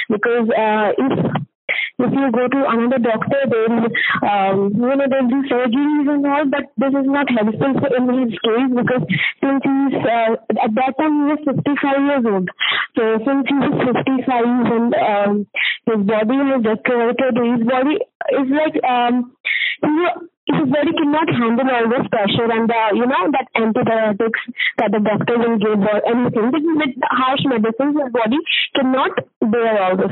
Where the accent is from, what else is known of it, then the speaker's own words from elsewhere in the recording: Varanasi, Uttar Pradesh, India; We uh, uh, basically live in Banaras. We are from Banaras.